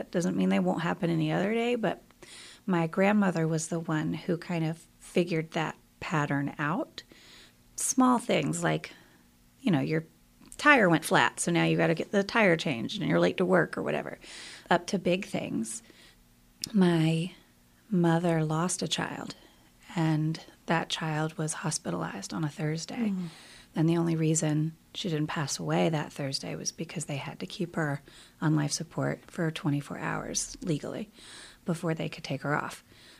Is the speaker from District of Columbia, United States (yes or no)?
no; South Carolina, United States; moved away; We are both originally from South Carolina. He has a much stronger accent than mine. I grew up in the city. He grew up in the country, so we always joke. But yes, he and I both moved here.